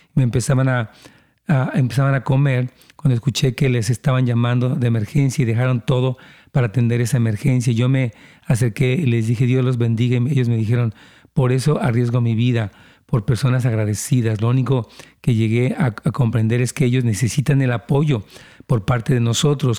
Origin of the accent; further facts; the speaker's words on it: Mexico; now in United States; yo vengo de México